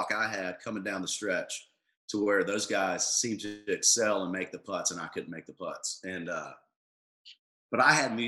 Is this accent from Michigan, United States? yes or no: no; Tullahoma, Tennessee, United States; my hometown of Tullahoma